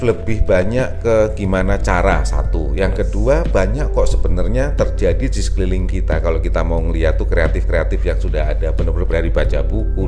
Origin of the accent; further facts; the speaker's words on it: Lampung, Indonesia; also born or lived in Yogyakarta; now in Jakarta, Indonesia; Eh, ibu saya memang dari Jogja, bapak saya dari Jawa Timur, tapi saya lahir di Lampung